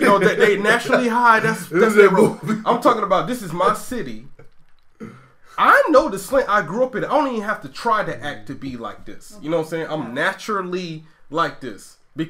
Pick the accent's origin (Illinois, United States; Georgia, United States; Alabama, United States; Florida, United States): Georgia, United States; Brunswick; I'm from Brunswick, Georgia